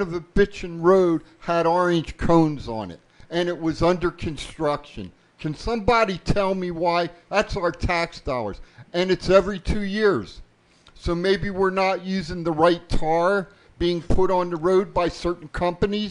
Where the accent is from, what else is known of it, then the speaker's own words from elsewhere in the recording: New Jersey, United States; now in Las Vegas, United States; I was born in Jersey